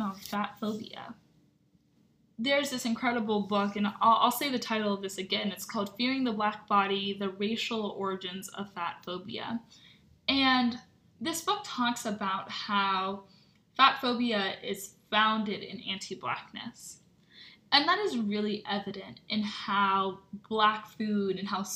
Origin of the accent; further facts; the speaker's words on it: Bethesda, Maryland, United States; I grew up in Bethesda, Maryland